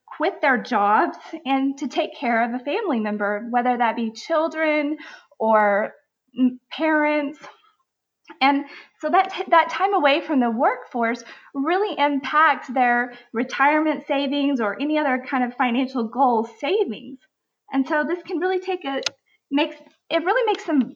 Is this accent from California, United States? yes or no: no; Amarillo, Texas, United States; also born or lived in Utah / Dallas, Texas; my office is in Amarillo, Texas, and that's actually my hometown